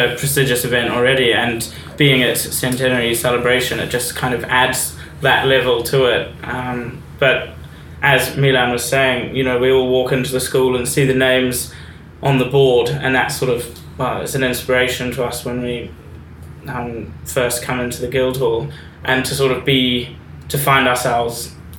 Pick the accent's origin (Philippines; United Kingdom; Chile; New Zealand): New Zealand; moved away; I moved over from New Zealand and there was enough on my mind already without adding competitions and everything on top of that.